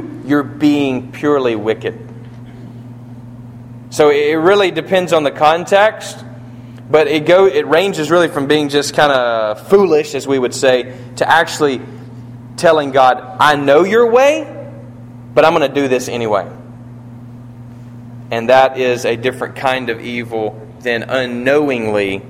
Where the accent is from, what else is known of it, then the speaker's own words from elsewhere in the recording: United States; I'm an American too.